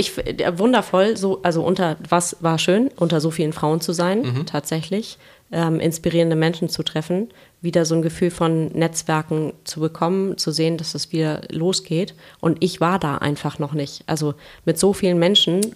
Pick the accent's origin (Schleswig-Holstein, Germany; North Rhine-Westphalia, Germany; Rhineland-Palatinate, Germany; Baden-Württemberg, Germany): Schleswig-Holstein, Germany; Kiel; now in Hamburg, Germany; Ich komme aus Kiel ursprünglich